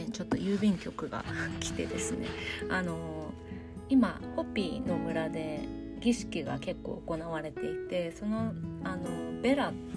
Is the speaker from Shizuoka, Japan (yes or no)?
yes; Shizuoka, Japan; now in New Mexico, United States; 私 の実家静岡も